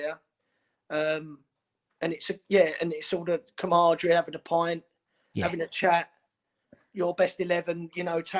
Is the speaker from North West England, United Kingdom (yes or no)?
no; Elm Park, London, United Kingdom; also born or lived in Dagenham; Grew up in Elm Park. For us, it was down the district line.